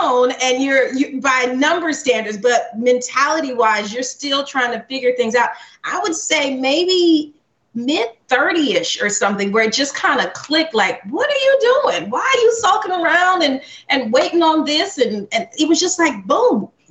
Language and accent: English; Alabama, United States; my dad is Jamaican, my mom is from Trinidad, and we grew up in Alabama. So that is a culture clash of Southern and Caribbean.